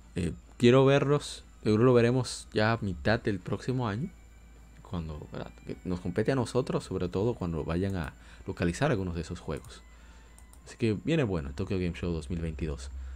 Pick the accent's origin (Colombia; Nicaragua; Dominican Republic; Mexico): Dominican Republic; yo soy dominicano